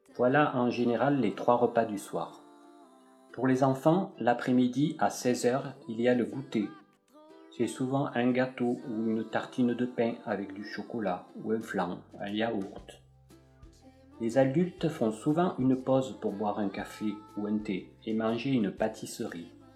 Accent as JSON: {"language": "French", "country": "France", "said": "je suis français"}